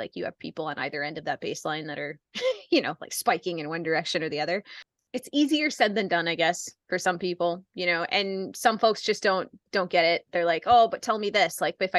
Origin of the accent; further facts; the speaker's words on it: Baldwin, Wisconsin, United States; I grew up in Baldwin. So I went from Baldwin High School right over to Skydive Twin Cities.